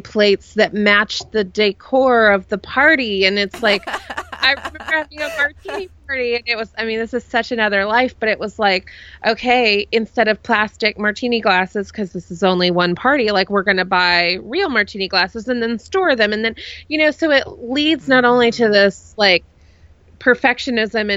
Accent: Dallas, Texas, United States; I grew up in Dallas

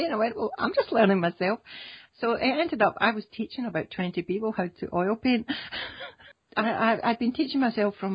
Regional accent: Scotland, United Kingdom; I come from Scotland

